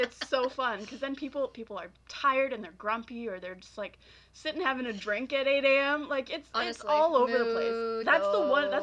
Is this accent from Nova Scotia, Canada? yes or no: no; Waterloo, Ontario, Canada; also born or lived in Kitchener; my parents moved to where I am now